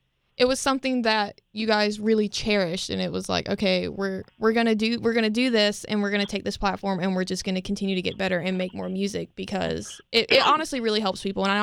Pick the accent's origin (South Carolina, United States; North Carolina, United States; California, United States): North Carolina, United States; Charlotte, which is in my home state